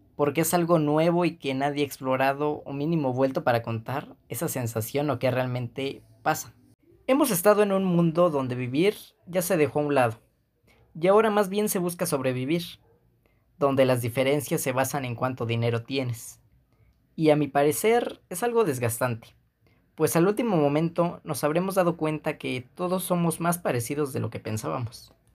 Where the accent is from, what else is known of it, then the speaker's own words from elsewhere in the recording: Mexico; uno como mexicano